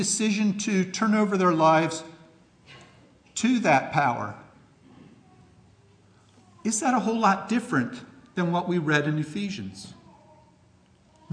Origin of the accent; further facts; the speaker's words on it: Ephrata, Pennsylvania, United States; I was born in Ephrata Hospital.